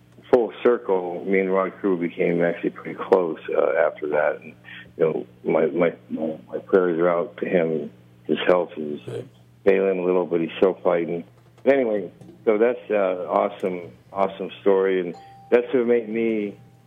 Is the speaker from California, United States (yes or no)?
yes; Anaheim, California, United States; I grew up by Anaheim Stadium, so I rode my bike there every day.